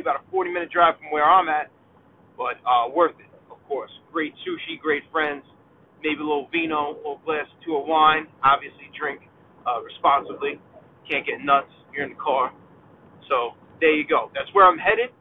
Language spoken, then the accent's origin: English; New York, United States; being a dad, being a husband, and being a New Yorker